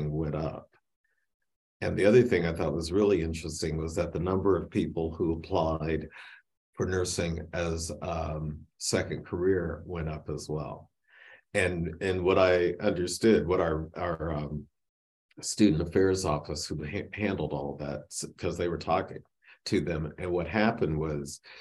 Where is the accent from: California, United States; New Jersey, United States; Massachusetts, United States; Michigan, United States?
Michigan, United States; I grew up in Michigan